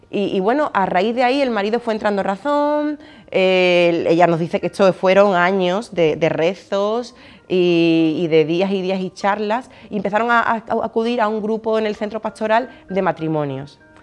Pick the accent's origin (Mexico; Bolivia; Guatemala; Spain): Spain; Alcalá de Guadaíra, Andalusia; yo estudié en los salesianos, de aquí de Alcalá de Guadaira, de Sevilla